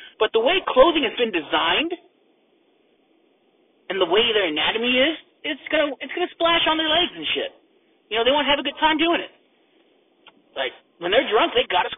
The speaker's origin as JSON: {"language": "English", "country": "United States", "said": "I'm an American"}